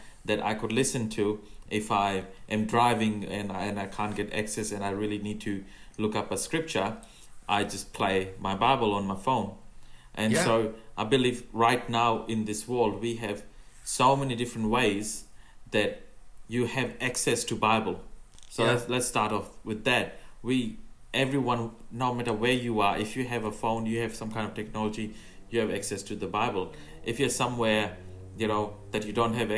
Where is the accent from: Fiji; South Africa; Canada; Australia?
Fiji; English is a second language; moved away; I have even, you know, learned a bit of Fijian because I come from Fiji